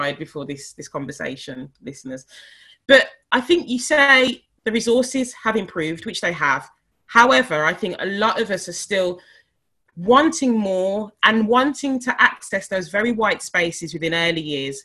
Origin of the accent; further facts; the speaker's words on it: Birmingham, West Midlands, United Kingdom; I was born in Selly Oak in Birmingham